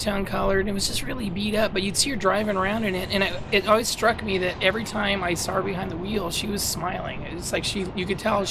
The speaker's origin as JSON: {"language": "English", "town": "Fremont", "region": "California", "country": "United States", "tie": "born or raised there", "moved": "yes", "lives_now": "Sacramento, United States", "said": "I grew up in Fremont."}